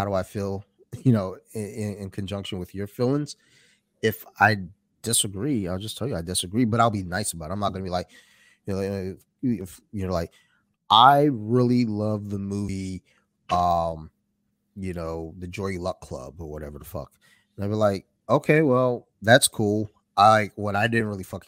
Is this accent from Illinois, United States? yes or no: no; Columbia, Maryland, United States; we grew up in Columbia, Maryland.